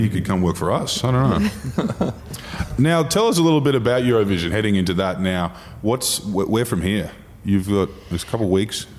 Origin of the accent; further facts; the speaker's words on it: Queensland, Australia; we are uh, Queenslanders